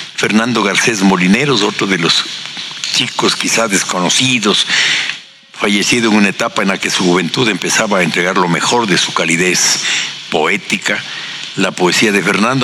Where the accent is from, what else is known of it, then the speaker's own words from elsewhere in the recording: Ecuador; de nuestro país y sobre todo de Ambato